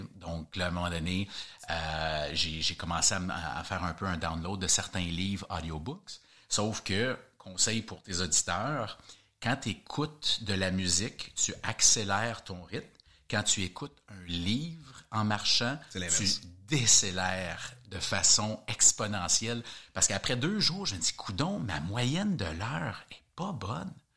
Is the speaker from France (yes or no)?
no; Canada; je suis canadien